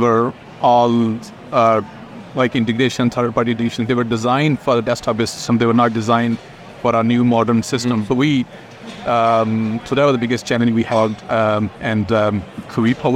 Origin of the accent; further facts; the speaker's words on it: Pakistan; moved away as an adult; also born or lived in Ireland; now in New Zealand; I'm originally from Pakistan, where I did my MSc Computer Science back in 2004